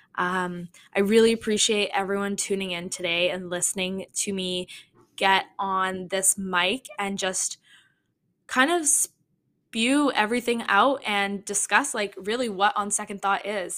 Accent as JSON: {"language": "English", "town": "Toronto", "region": "Ontario", "country": "Canada", "said": "I am from Toronto, Toronto, Canada"}